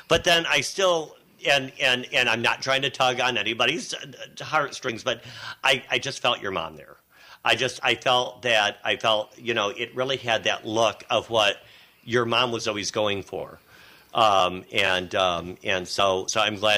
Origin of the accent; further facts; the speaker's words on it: Carleton, Michigan, United States; when I was a kid, I grew up just outside of Carleton, Michigan.